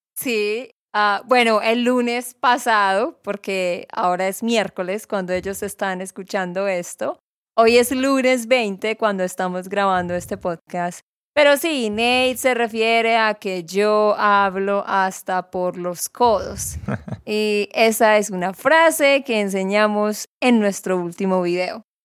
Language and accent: Spanish; Santander, Colombia; de Santander, Colombia